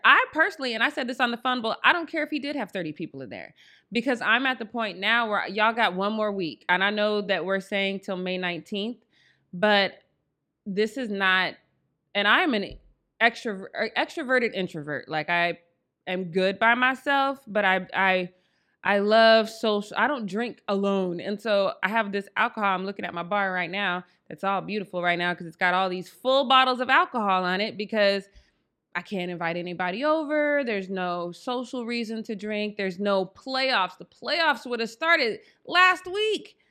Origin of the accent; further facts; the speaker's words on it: Denver, Colorado, United States; I am from Denver, Colorado